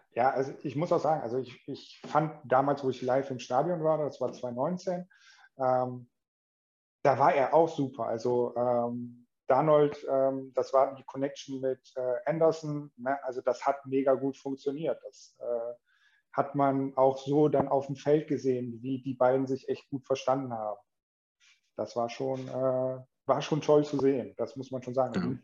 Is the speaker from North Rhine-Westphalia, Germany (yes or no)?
yes; Mönchengladbach, North Rhine-Westphalia, Germany; komme gebürtig aus Gladbach